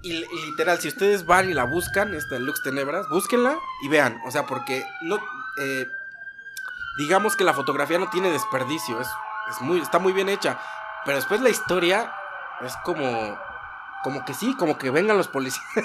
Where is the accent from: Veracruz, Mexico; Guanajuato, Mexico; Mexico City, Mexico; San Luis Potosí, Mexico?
Mexico City, Mexico; also born or lived in Coacalco, State of Mexico; Nací en la Ciudad de México.